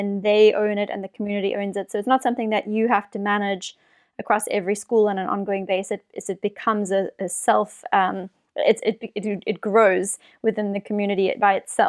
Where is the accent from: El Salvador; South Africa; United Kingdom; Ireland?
South Africa; I grew up in South Africa